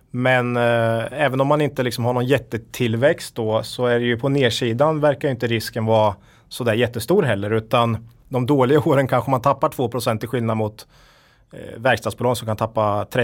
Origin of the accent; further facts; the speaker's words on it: Östergötland, Sweden; I Östergötland, jag är ju den enda östgöten här då.